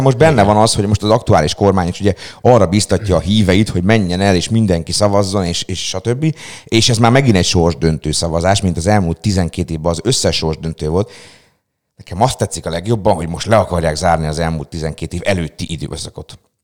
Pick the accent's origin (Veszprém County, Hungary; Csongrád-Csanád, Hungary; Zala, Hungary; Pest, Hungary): Csongrád-Csanád, Hungary; Szeged; Én mondjuk például pont egy olyan lakótelepi részen nőttem fel gyerekkoromban